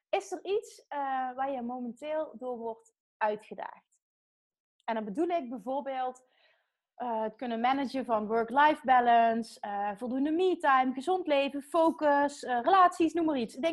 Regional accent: Friesland, Netherlands; now in Arnhem, Netherlands; Eh, in Friesland.

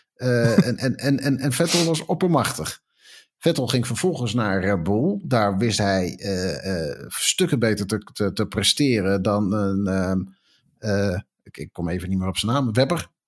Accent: Netherlands; we zijn toch Nederlanders

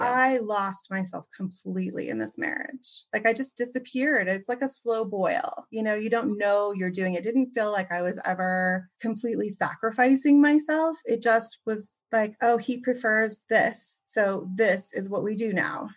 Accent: Oregon, United States; I was born and raised mostly in Oregon

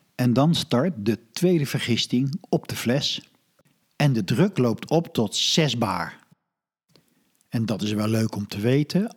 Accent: Netherlands; als Hollander

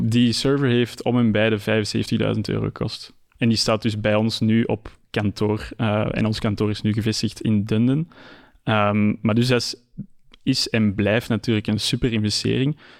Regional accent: Antwerp, Flanders, Belgium; ben ik natuurlijk ook geboren en getogen in Antwerpen.

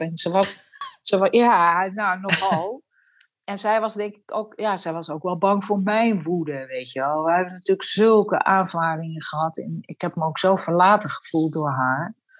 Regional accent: a Frisian village, Friesland, Netherlands; het Friese dorp waar ik ben geboren

